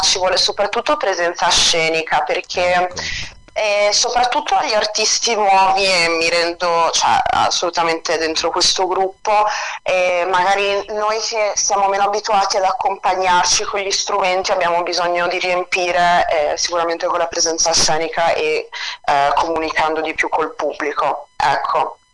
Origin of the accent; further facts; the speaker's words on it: Italy; also born or lived in Switzerland / France; io sono cresciuta, sono cresciuta, in Italia